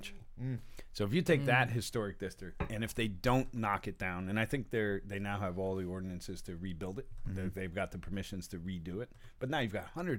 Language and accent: English; New England, United States; moved away; also born or lived in New York; I grew up in New England, so there was a lot of, fishing villages type of things